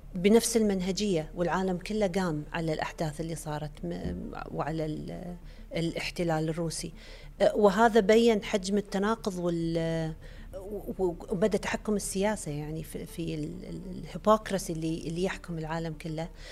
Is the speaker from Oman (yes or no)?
no; Kuwait